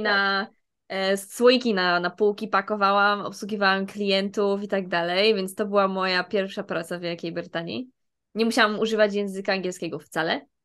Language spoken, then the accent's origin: Polish; Silesian Voivodeship, Poland; ja jestem ze Śląska